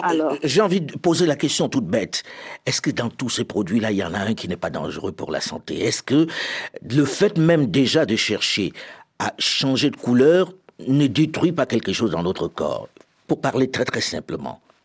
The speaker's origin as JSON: {"language": "French", "town": "Paris", "region": "Île-de-France", "country": "France", "said": "je suis parisien"}